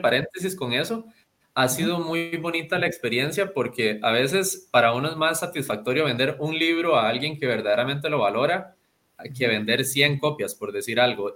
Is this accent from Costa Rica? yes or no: yes; Costa Rica; yo soy muy orgulloso, obviamente, de ser costarricense, de ser latinoamericano